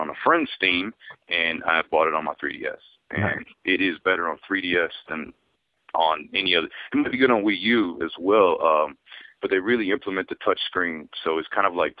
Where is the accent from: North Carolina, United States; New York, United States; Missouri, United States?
North Carolina, United States; Charlotte; also born or lived in Kentucky / Outer Banks, North Carolina; it is where I grew up. I kind of bounced all over different sides of North Carolina when I was a little younger. I was actually born in Kentucky, but my parents lived there about 6 months